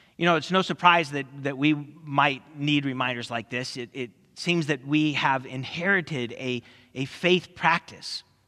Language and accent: English; California, United States; growing up in California